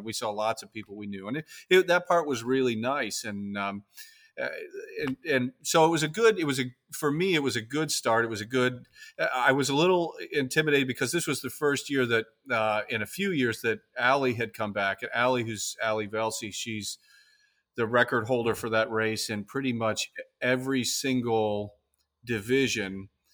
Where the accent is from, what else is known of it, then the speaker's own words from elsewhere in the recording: Key West, Florida, United States; I'm from the Keys, I'm from Key West